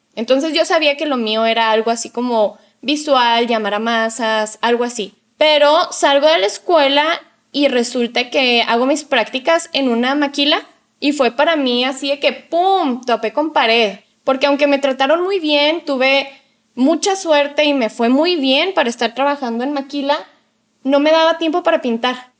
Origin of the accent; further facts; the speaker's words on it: Mexico; en mi caso como mujer mexicana